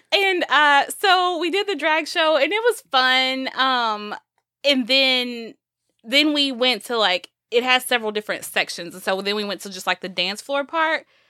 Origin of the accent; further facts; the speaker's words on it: Texas, United States; we're from the South. We're from Texas, from the Bible Belt.